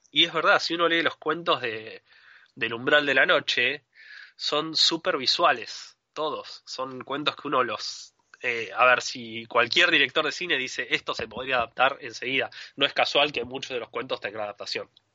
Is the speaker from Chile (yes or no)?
no; Argentina; also born or lived in Adrogué, Buenos Aires Province; soy argentino, vivo en Adrogué, que es una ciudad, es una ciudad al sur de, la capital federal, dentro de la provincia de Buenos Aires